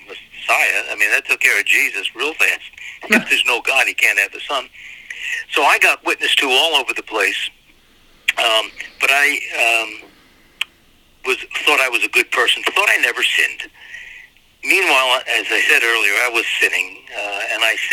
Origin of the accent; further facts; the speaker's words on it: Reading, Pennsylvania, United States; I'm a former assistant to the mayor of my hometown in Reading, Pennsylvania